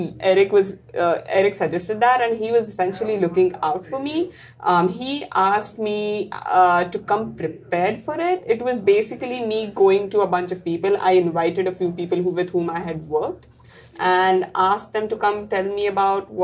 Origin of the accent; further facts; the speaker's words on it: Pune, Maharashtra, India; moved away as an adult; now in Michigan, United States; I spent most of my life in India in a city called Pune